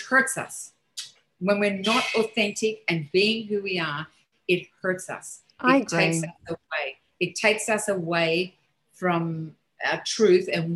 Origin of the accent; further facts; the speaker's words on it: Australia; moved away as an adult; now in New York, United States; growing up in Australia when I was young